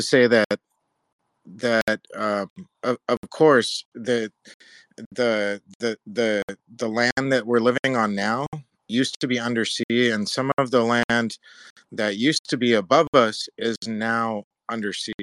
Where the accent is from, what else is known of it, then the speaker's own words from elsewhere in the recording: Southern California, United States; I grew up in Southern California